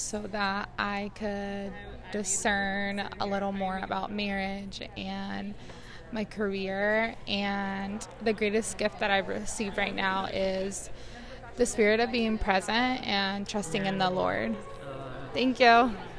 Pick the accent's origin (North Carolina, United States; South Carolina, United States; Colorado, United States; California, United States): North Carolina, United States; Asheville; I am from Asheville, North Carolina